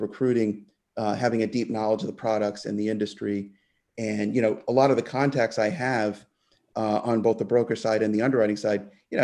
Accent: Massachusetts, United States; now in Florida, United States; Well, I was born in Massachusetts, and all of my family is still up there and have lived there most of my life.

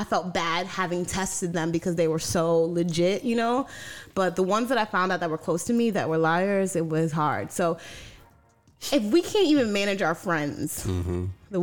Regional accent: New York City, New York, United States; I grew up in Brooklyn, New York

